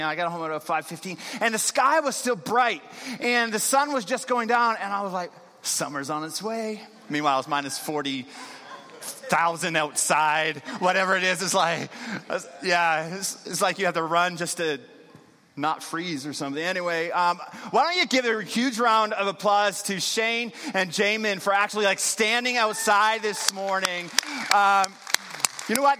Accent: Newfoundland and Labrador, Canada; moved away; I'm actually originally from Newfoundland

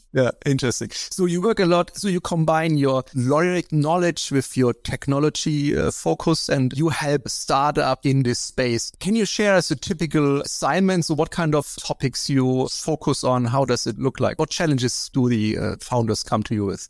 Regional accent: East Germany, Germany; I grew up in East Germany

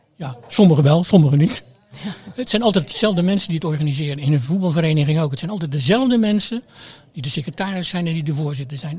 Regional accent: Rotterdam, South Holland, Netherlands; moved away as an adult; also born or lived in Amsterdam; now in Krimpen aan den IJssel, Netherlands; Ik kom uit Delfshaven

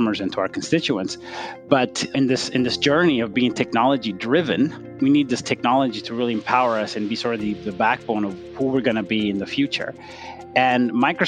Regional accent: Ethiopia; moved away; I grew up in Ethiopia.

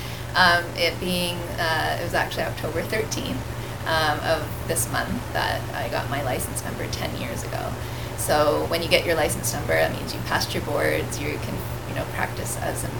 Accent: Brantford, Ontario, Canada; I grew up here. I grew up in Brantford. I've since moved out of Brantford

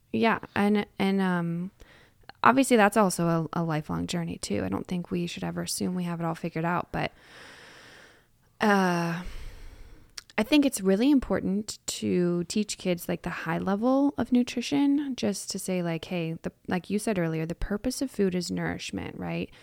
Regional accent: United States; we as American culture

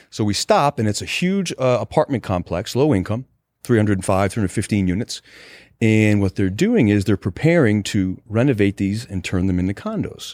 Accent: Rhode Island, United States; So I was born in Rhode Island.

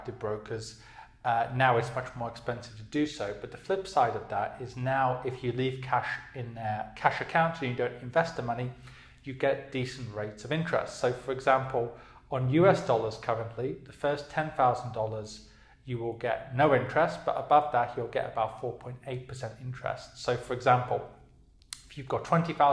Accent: United Kingdom; moved away; I'm from the UK, obviously, as you can tell by my accent

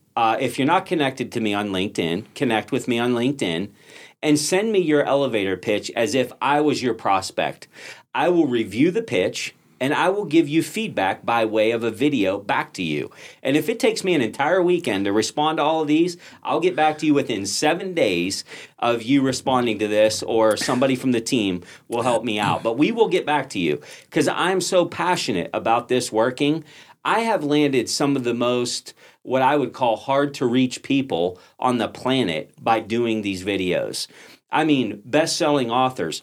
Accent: Pittsburgh, Pennsylvania, United States; I'm from Pittsburgh

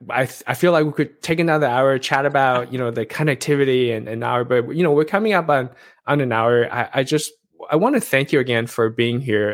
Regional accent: Taiwan; I'm from Taiwan

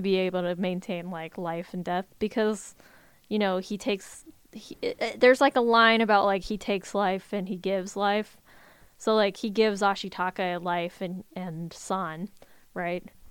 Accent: United States

